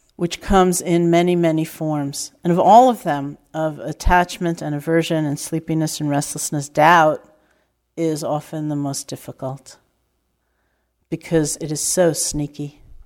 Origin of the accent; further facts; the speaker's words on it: New York, United States; I'm from New York